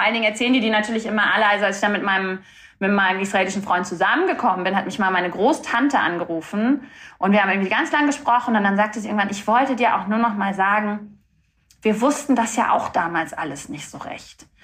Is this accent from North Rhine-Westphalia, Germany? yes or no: no; Rostock, Mecklenburg-Vorpommern, Germany; moved away; also born or lived in Stralsund / Berlin; Ich bin in einer Stadt aufgewachsen, in zwei Städten, in Rostock und in Stralsund